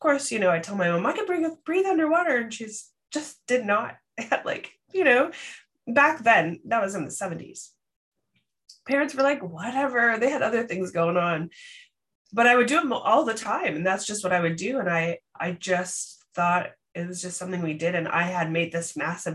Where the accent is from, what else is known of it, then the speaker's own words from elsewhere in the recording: Canada; accent: Canadian; it's my Canadian accent